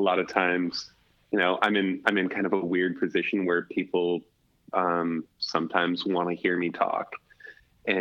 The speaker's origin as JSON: {"language": "English", "region": "Alaska", "country": "United States", "tie": "born or raised there", "said": "growing up in Alaska, you do crazy shit all the time"}